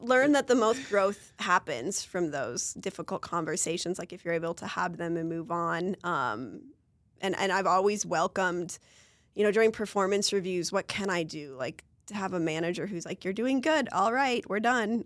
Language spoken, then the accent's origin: English; Marshall, Minnesota, United States; my hometown in Marshall, Minnesota.